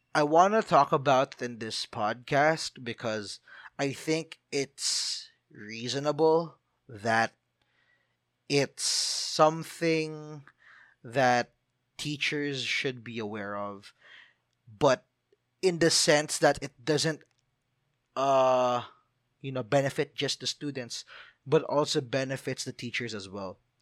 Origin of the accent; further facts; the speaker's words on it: Philippines; I'm a Filipino